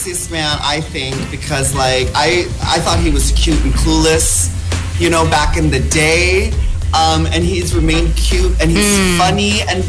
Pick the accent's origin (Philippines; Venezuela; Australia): Philippines; I am Filipino after all, so why not sing?